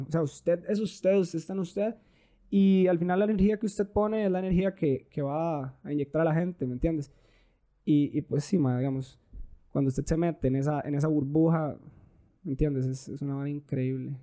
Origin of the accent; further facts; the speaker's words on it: Turrialba, Cartago, Costa Rica; nosotros somos de Turrialba